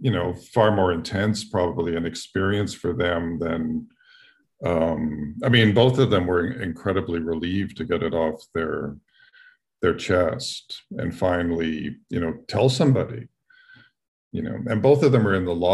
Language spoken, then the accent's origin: English; Toronto, Ontario, Canada; I grew up in Toronto